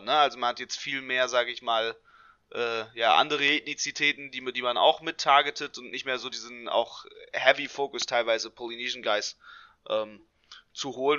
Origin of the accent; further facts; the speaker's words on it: Hanover, Lower Saxony, Germany; hier in meiner Heimatstadt in Hannover